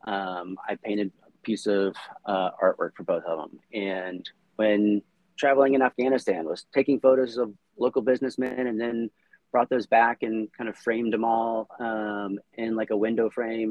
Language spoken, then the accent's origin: English; United States; moved away as an adult; also born or lived in Samoa; I grew up in the States